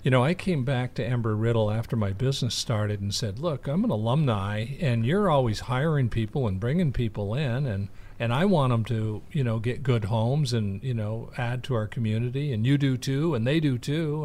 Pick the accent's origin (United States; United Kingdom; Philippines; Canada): United States; New England; now in Ormond Beach, United States; we grew up in New England